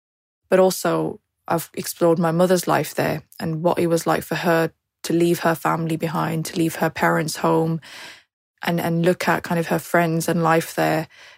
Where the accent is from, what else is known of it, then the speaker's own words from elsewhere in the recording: Birmingham, West Midlands, United Kingdom; My experience growing up in Birmingham was wonderful, really. I mean, I feel that the community here is incredibly diverse, but also quite equally balancing. My own community, so the British kind of Pakistani, British Muslim community